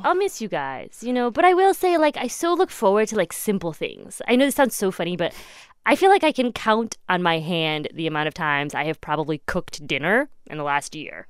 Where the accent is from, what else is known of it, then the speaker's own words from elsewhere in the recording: Midwest, United States; I grew up in the Midwest.